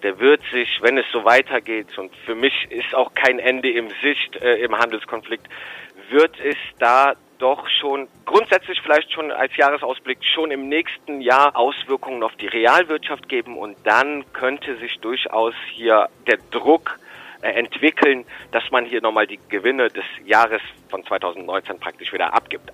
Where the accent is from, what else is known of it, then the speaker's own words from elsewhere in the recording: Rhineland, Germany; für mich als Rheinländer